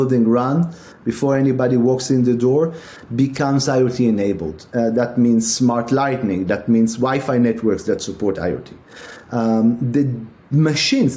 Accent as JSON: {"language": "English", "town": "Tel Aviv", "region": "Tel Aviv District", "country": "Israel", "tie": "born or raised there", "also_born_or_lived": "Milan, Italy", "moved": "as an adult", "lives_now": "United States", "said": "my parents come from Europe, but I grew up in Israel, in Tel Aviv"}